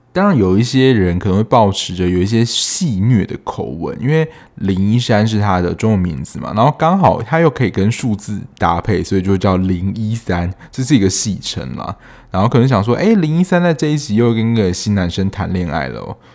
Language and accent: Chinese; southern Taiwan, Taiwan; 跟我一样是南部人